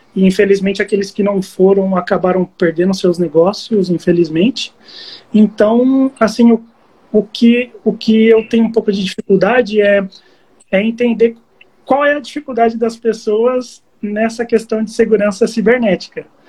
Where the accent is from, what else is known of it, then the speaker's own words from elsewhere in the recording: Barueri, São Paulo, Brazil; Eu sou de Barueri. Eu moro aqui perto, perto da região de Alphaville.